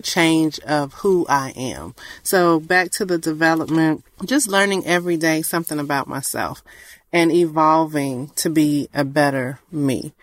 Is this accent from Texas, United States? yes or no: no; Georgia, United States; I'm a Georgia peach